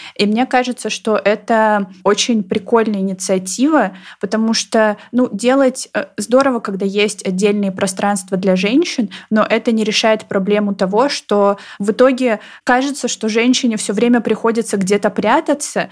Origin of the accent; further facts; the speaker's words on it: Novosibirsk, Novosibirsk Oblast, Russia; я выросла в Новосибирском академгородке